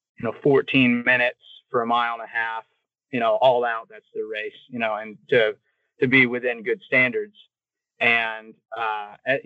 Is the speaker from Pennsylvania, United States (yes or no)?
no; Crawfordville, Florida, United States; also born or lived in Tampa, Florida; I grew up in Crawfordville, Florida, which that's Wakulla County